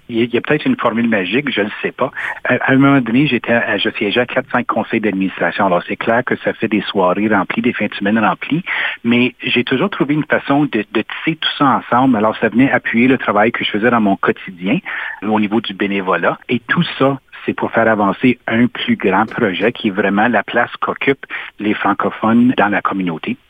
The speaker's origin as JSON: {"language": "French", "town": "Sudbury", "region": "Ontario", "country": "Canada", "tie": "born or raised there", "also_born_or_lived": "Ottawa", "said": "je suis natif de Sudbury puis j'y habite encore"}